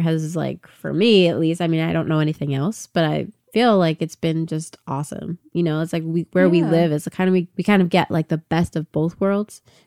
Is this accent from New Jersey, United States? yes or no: yes; Bergenfield, New Jersey, United States; also born or lived in Teaneck, New Jersey / Rockaway, New Jersey / Newton, New Jersey; I was technically born in Teaneck, but then I grew up in Bergenfield